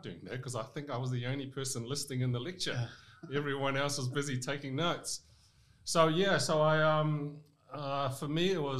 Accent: Rotorua, Bay of Plenty, New Zealand; also born or lived in Vietnam / Hong Kong / Te Puke / Waikato; I grew up in Rotorua and then Te Puke, and I studied in Waikato.

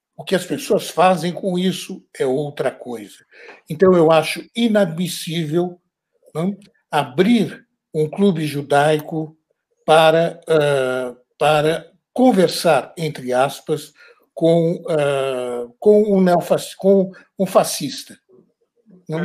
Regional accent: Brazil; now in France

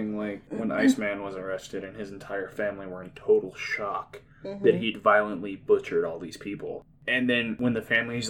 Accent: Nebraska, United States; I'm from Nebraska.

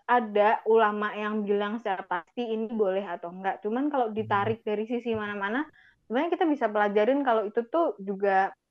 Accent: Java, Indonesia; kita orang Jawa sering banget dilekatkan sama ya kamu udah nikah harusnya kayak gini

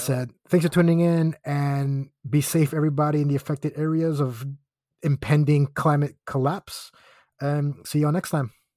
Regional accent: Aguadilla, Puerto Rico; moved away; also born or lived in Florida; my hometown of Aguadilla

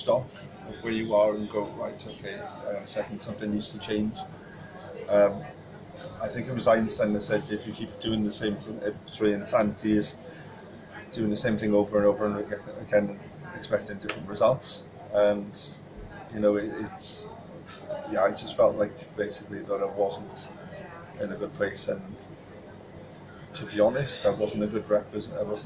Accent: Pontypridd, Wales, United Kingdom; I'm from Ponty. I'm originally from Pontypridd. But I was born in Roos, actually. Moved up to Pontypridd then

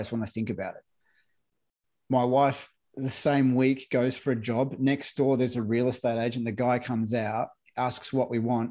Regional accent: Victoria, Australia; moved away as an adult; now in Queensland, Australia; when I was a kid growing up in Victoria

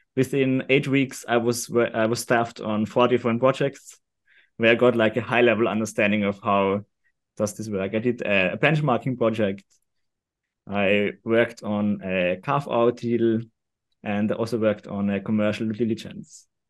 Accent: Austria; also born or lived in London; I'm from Austria

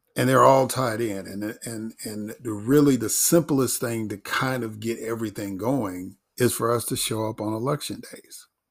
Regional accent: Chicago, Illinois, United States; growing up in Chicago and being a Chicago sports fan

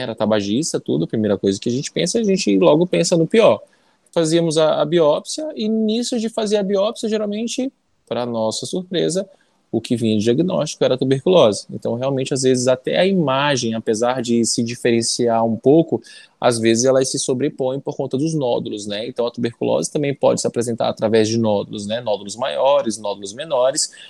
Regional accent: Manacapuru, Amazonas, Brazil; also born or lived in Anori, Amazonas / São Paulo; Eu sou daqui do Amazonas mesmo, na verdade, eu sou eu do interior do Amazonas. Nasci em Anuri, fiz toda a minha escola na, em Manacapuru

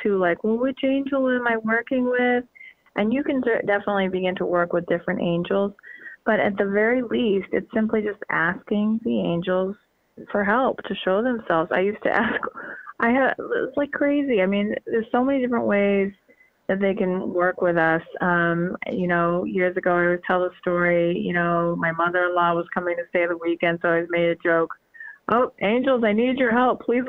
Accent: Northeast, United States; I'm from the Northeast

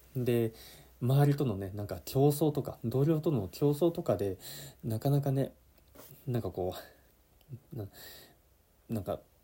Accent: Yamanashi, Japan; moved away as an adult; also born or lived in Okinawa; 地元山梨に戻るかってなった時に

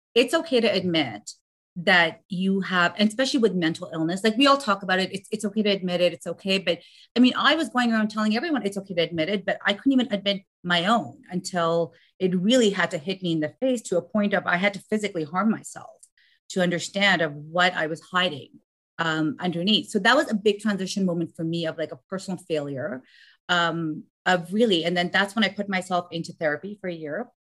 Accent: Afghanistan; moved away; I'm from Afghanistan

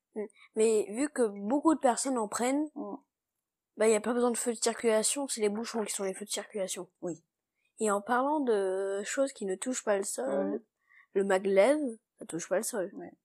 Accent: China; je suis née en Chine et j'ai 10 ans.

